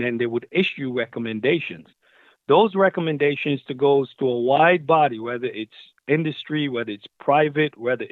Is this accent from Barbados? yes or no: yes; Barbados; moved away; also born or lived in Brooklyn, New York, United States / California, United States; I'm originally from Barbados, and I migrated to Brooklyn, New York with my mother in 1986